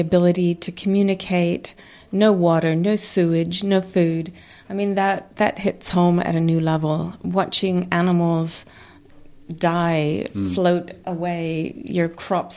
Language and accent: English; Napier, Hawke's Bay, New Zealand; I am from Napier